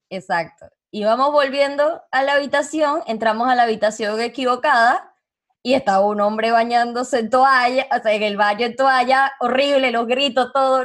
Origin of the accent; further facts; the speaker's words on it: Venezuela; moved away as an adult; also born or lived in Panama; now in Uruguay; yo me fui de Venezuela hace seis, años.